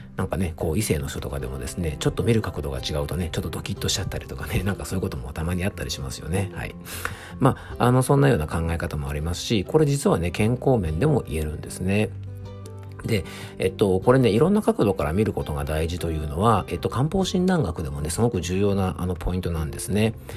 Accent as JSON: {"language": "Japanese", "town": "Kofu", "region": "Yamanashi", "country": "Japan", "tie": "born or raised there", "said": "甲府駅ってところが僕の地元であって"}